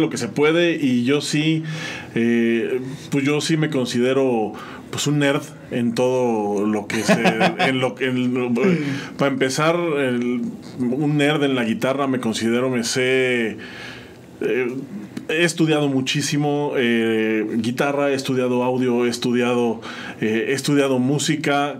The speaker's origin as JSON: {"language": "Spanish", "town": "San Juan del Río", "region": "Querétaro", "country": "Mexico", "tie": "born or raised there", "also_born_or_lived": "State of Mexico", "said": "regresamos a San Juan y entonces aquí crecí, aquí me crié"}